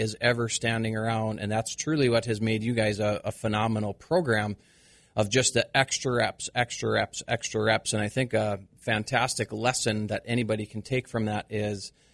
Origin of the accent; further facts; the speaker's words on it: Midwest, United States; growing up in the Midwest, everybody knows farming is just kind of a way of life.